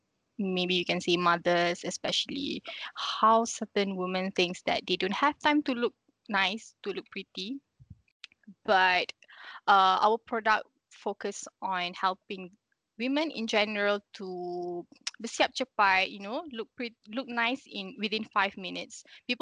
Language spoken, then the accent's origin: English; Shah Alam, Selangor, Malaysia; I grew up in Shah Alam, so okay.